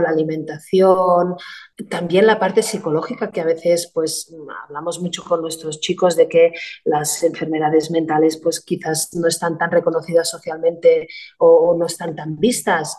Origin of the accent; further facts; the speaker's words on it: Arenys de Mar, Catalonia, Spain; somos de Arenys de Mar, con lo cual, pues nosotros tenemos el puerto, tenemos el club náutico, la base náutica, y entonces, ah, a ver, será la circunstancia que en mi casa, pues también hay gente marinera